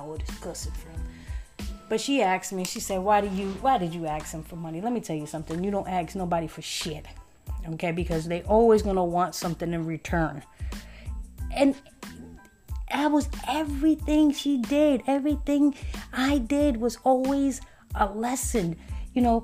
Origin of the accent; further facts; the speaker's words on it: New York City, New York, United States; I was born in Brooklyn, and we lived in Hancock and Halsey